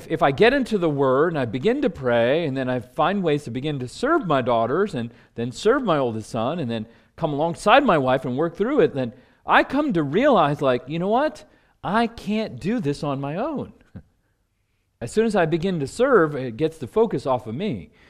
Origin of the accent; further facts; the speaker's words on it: Washington, District of Columbia, United States; you know, I come from Washington, D.C.